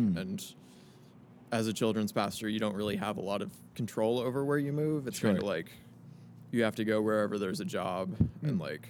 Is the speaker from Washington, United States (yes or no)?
yes; Vancouver, Washington, United States; moved away; also born or lived in Denver, Colorado / Montana / Portland, Oregon; Okay, so I grew up in Vancouver, Washington, which is a suburb of Portland, Oregon.